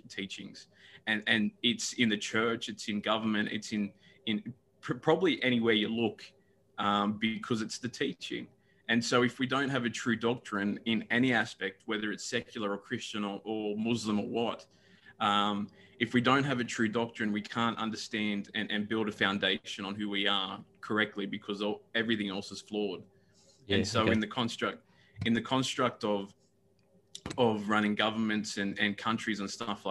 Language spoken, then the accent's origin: English; Newcastle, New South Wales, Australia; also born or lived in Brisbane, Australia; I was a kid growing up in Newcastle like from 94 onwards